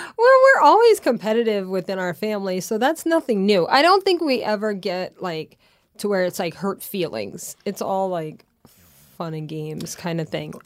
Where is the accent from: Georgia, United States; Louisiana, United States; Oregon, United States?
Louisiana, United States; moved away; growing up in Louisiana